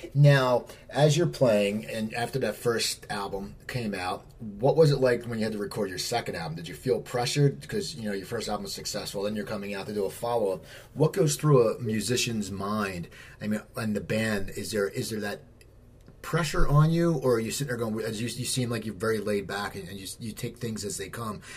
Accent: near Philadelphia, Pennsylvania, United States; I grew up near Philadelphia.

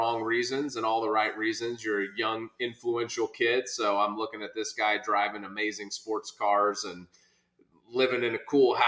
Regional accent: Norman, Oklahoma, United States; accent: Okie; born and raised in Oklahoma, immigrant father and Okie mom

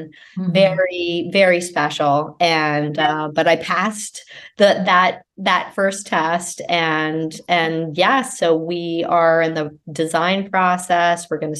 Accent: Virginia, United States; now in Massachusetts, United States; I'm from Virginia.

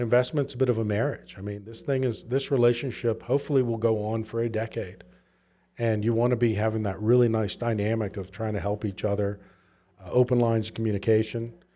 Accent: Southwest Virginia, United States; also born or lived in Memphis / San Francisco; now in Utah, United States; I grew up in Southwest Virginia.

